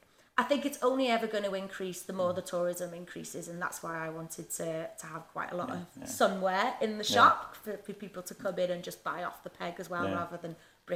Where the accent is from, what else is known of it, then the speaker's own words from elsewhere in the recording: Wrexham, Wales, United Kingdom; people would ask you where you're from, and I would just say North Wales.